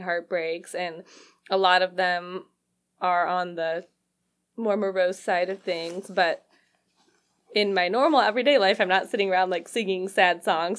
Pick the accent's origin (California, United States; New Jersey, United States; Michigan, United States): Michigan, United States; Lake Orion; moved away as an adult; also born or lived in Rochester, Michigan / Nashville, Tennessee / Portland; now in Detroit, United States; I grew up in Lake Orion, like, between Lake Orion and Rochester